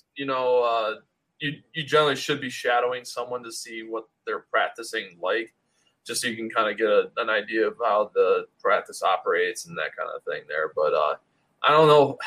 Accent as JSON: {"language": "English", "town": "Rochester", "region": "New York", "country": "United States", "tie": "born or raised there", "moved": "as an adult", "lives_now": "Syracuse, United States", "said": "I grew up in the Rochester area"}